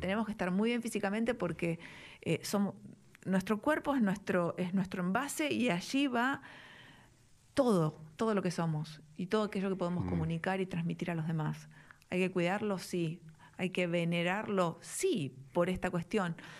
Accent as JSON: {"language": "Spanish", "region": "Buenos Aires", "country": "Argentina", "tie": "born or raised there", "also_born_or_lived": "Belgrano, Buenos Aires", "said": "nací en Palermo, hmm. después viví mi adolescencia en Belgrano"}